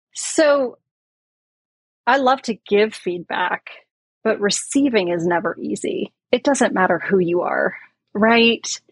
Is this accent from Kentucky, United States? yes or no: no; San Francisco Bay Area, California, United States; I grew up in the Bay Area, San Francisco Bay Area.